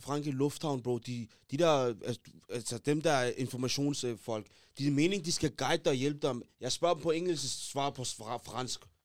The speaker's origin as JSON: {"language": "Danish", "country": "Denmark", "said": "Vi er fra Danmark"}